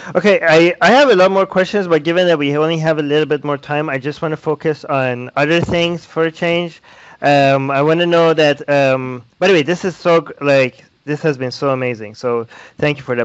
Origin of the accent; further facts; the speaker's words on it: Iran; moved away; I was born in Iran